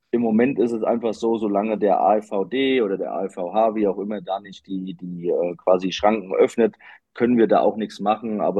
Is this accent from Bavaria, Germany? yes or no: no; Hanau, Hesse, Germany; Ich bin zwar in Hanau groß geworden, aber mit Universe die meiste Zeit dann verbracht